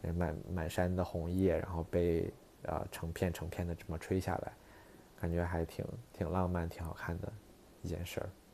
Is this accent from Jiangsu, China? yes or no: no; Beijing, China; also born or lived in Princeton / Boston / Shanghai; now in New York, United States; 小时候在北京